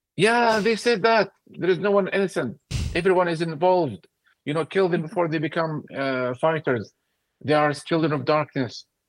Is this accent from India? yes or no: no; Gaza, Gaza Strip, Palestine; moved away as an adult; now in London, United Kingdom; born in Gaza and I grew up when the PA, when the PA came to Gaza